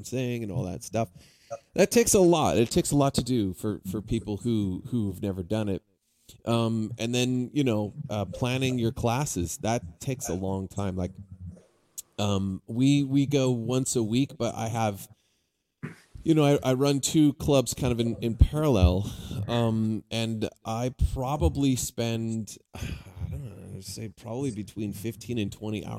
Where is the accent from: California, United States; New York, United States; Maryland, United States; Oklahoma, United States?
California, United States; San Diego; moved away as an adult; also born or lived in Arizona; now in Vancouver, Washington, United States; I grew up in San Diego area, so that's kind of where I hail from